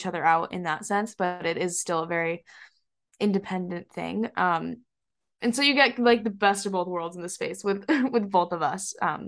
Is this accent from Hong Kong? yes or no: yes; Hong Kong; also born or lived in Singapore; now in Boston, United States; We're from around Boston, but we grew up a little bit in Asia. We grew up in Hong Kong and actually just both got back from living in Singapore.